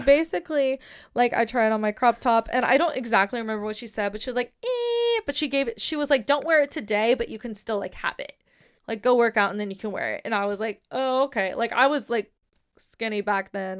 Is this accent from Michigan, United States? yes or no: no; San Diego, California, United States; I'm from San Diego